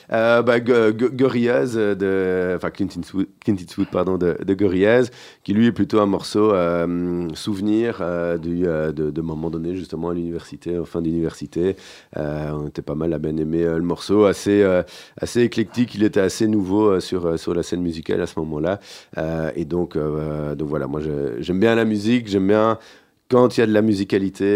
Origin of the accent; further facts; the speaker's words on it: Genval, Walloon Region, Belgium; also born or lived in Brussels / Braine-l'Alleud; Alors, on va dire de Bruxelles mhm. sur mes premières années, sur mes cinq premières années. Et puis mes parents ont déménagé du côté de Genneval, donc pas, très loin en dehors de, Bruxelles, une quinzaine de kilomètres.